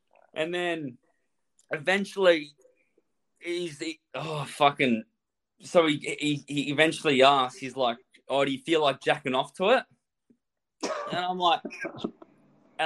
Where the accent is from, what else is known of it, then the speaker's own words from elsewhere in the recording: Australia; I'm just here from Australia